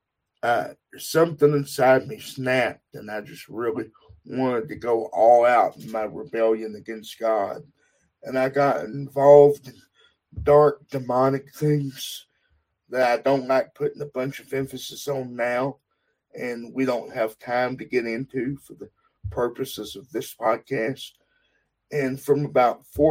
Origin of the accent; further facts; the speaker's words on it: Texas, United States; now in Utah, United States; I am from Texas, born and raised